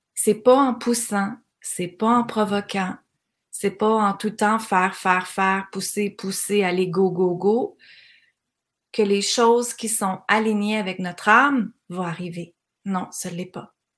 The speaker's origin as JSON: {"language": "French", "town": "Granby", "region": "Quebec", "country": "Canada", "said": "dans ma région, moi je viens de Granby"}